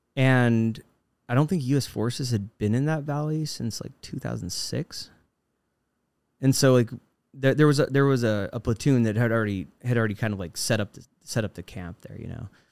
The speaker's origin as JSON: {"language": "English", "town": "Fort Collins", "region": "Colorado", "country": "United States", "tie": "born or raised there", "moved": "as an adult", "said": "I've now returned to my hometown, uh, Fort Collins, Colorado"}